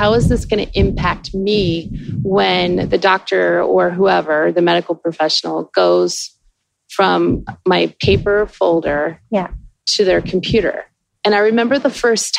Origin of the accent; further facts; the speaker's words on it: Florida, United States; I grew up in Florida on the water.